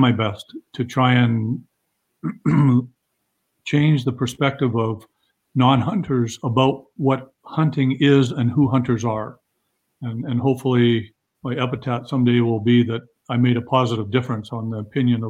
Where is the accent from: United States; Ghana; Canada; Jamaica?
Canada; I'm Canadian as you get